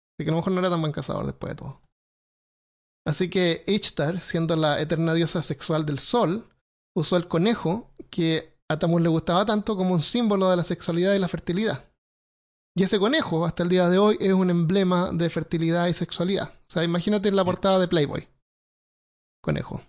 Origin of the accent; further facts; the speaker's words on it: Santiago, Santiago Metropolitan Region, Chile; moved away; yo me crié en Santiago y no, no, es una ciudad.